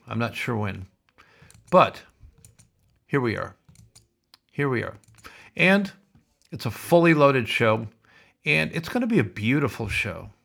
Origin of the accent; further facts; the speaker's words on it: Sioux City, Iowa, United States; moved away; originally I am from America, as you know, Sioux City, Iowa